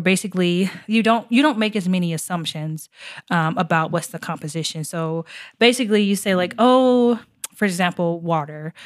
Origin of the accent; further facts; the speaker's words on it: Arkansas, United States; moved away; I'm originally from Arkansas